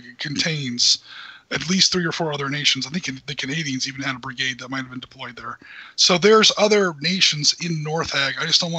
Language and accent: English; United States; That's what I was waiting for, you know, being the American.